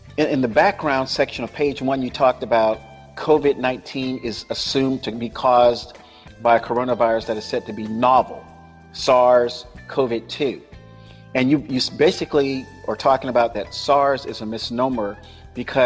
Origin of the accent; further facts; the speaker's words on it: Florida, United States; Florida is my home state